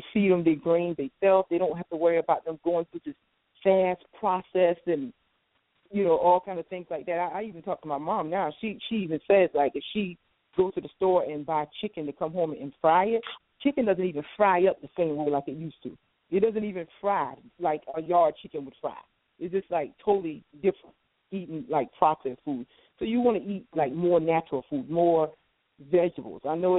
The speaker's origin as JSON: {"language": "English", "region": "the South", "country": "United States", "tie": "born or raised there", "said": "I'm from the South. I know about every type of country food that you want to dream about, born and raised."}